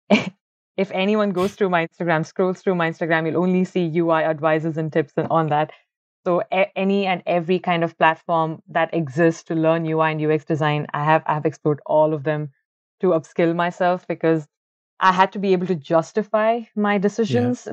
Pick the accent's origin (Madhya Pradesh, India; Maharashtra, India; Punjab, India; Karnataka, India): Karnataka, India; Bangalore; moved away as an adult; also born or lived in Ahmedabad, India; now in Ireland; originally I am from Bangalore. It's the IT capital of India, and I've been born and brought up over there.